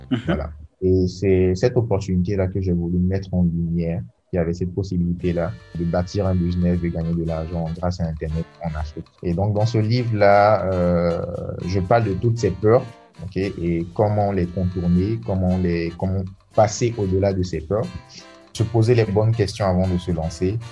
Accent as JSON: {"language": "French", "country": "Côte d’Ivoire", "tie": "born or raised there", "said": "Je suis ivoirien. Voilà, j'ai grandi en Côte d'Ivoire"}